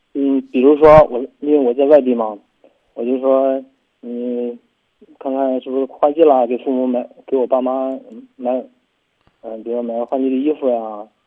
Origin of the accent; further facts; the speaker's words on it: Weihai, Shandong, China; 因为在威海，我家山东威海吧，在那边的话就是在那边都一个孩子嘛